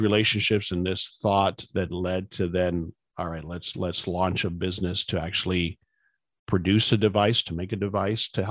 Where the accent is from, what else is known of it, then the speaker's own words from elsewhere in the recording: South Florida, United States; I grew up in South Florida, and so I'm familiar with that school